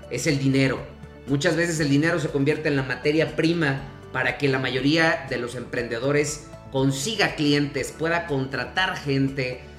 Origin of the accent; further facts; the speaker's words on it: Mexico; eso como, mexicanos que estamos compitiendo a, los grandes corporativos eh, que son de otros países